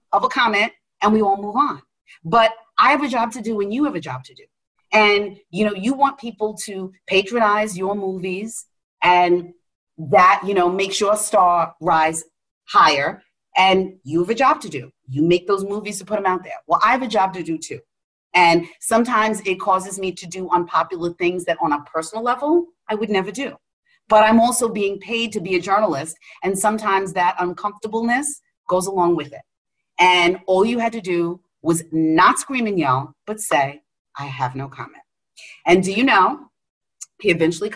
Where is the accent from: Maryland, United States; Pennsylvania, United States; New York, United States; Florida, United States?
New York, United States; New York City; I'm a chick from Queens.